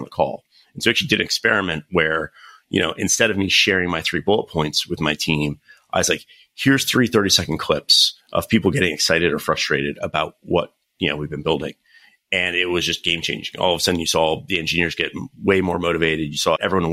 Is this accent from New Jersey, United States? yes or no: no; North Carolina, United States; moved away as an adult; now in California, United States; I'm actually originally from North Carolina, studied computer science